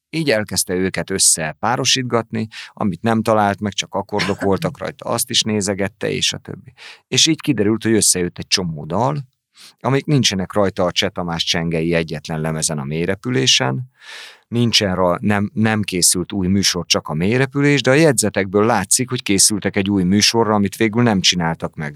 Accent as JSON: {"language": "Hungarian", "country": "Hungary", "moved": "as an adult", "lives_now": "Pécs, Hungary", "said": "én meg vidéki vagyok"}